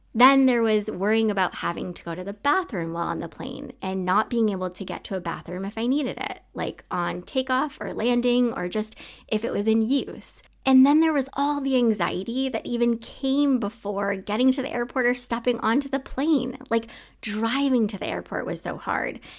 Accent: Maine, United States; moved away as an adult; also born or lived in Utah; I wanna get the heck out of Maine

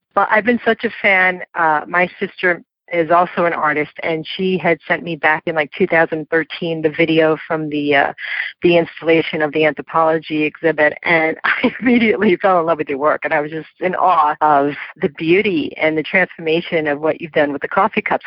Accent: New York City, New York, United States; my hometown of New York City

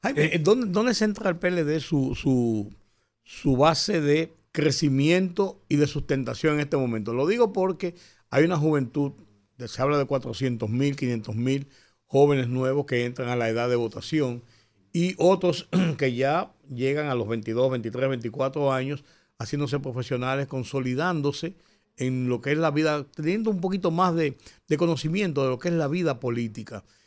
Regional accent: Dominican Republic

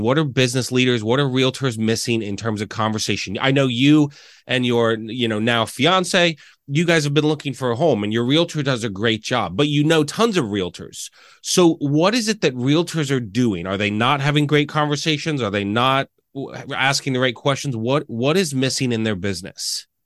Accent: Reading, Pennsylvania, United States; moved away as an adult; also born or lived in Lancaster, Pennsylvania; growing up in Reading, right, I moved here

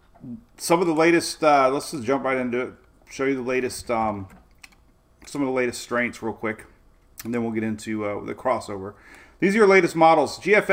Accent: Florida, United States; Located here in my great state of Florida, and I was born and raised in Florida

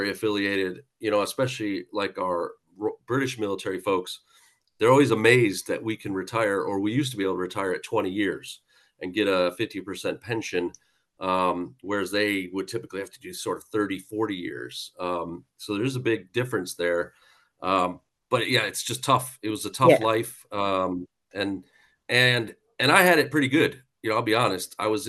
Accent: Buffalo, New York, United States; now in United Kingdom; But I'm originally from Buffalo, New York, moved around a lot.

